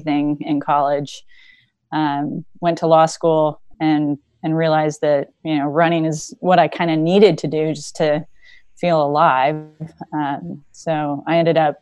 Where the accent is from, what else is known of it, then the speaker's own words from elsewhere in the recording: Ohio, United States; I grew up in Rural County, Ohio, which isn't too far from where I am now